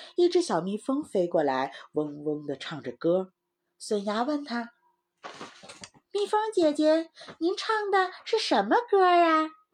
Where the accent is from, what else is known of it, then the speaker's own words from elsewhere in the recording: Heilongjiang, China; moved away; 我是在黑龙江长大的